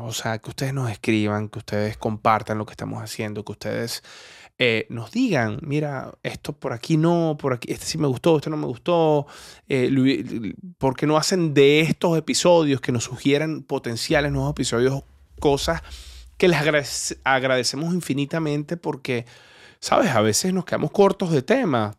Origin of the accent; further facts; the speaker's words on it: Venezuela; moved away; also born or lived in Colombia; Colombo venezolano